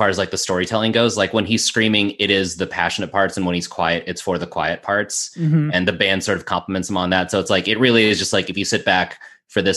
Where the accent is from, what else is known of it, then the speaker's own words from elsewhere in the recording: Las Vegas, Nevada, United States; moved away as an adult; also born or lived in Chicago; I grew up in Las Vegas